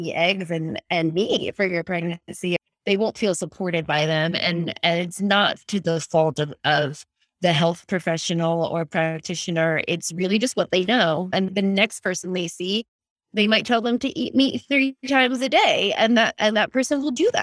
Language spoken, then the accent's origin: English; East Coast of America, United States; moved away as an adult; also born or lived in California; now in Australia; I'm from the East Coast of America, like, and an Italian family